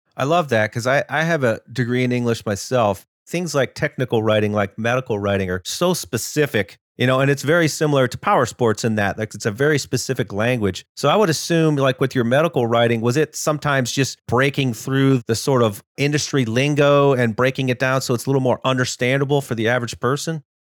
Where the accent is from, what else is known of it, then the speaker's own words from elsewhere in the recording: Ohio, United States; I grew up in Ohio